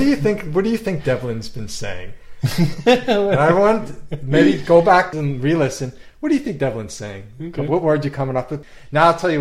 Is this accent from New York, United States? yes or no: yes; Commack, New York, United States; We're both from Long Island